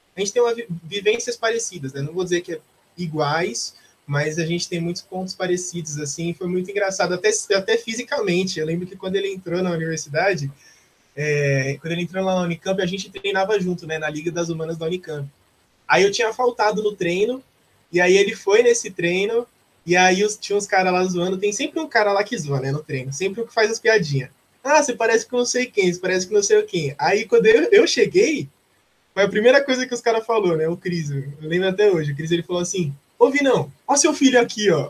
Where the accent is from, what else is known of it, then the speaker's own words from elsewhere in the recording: Osasco, São Paulo, Brazil; also born or lived in Campinas; eu cresci aqui em Osasco e estou aqui até hoje